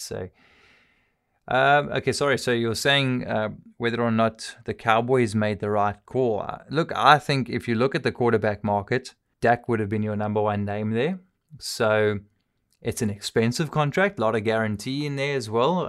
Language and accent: English; South Africa; I'm South African.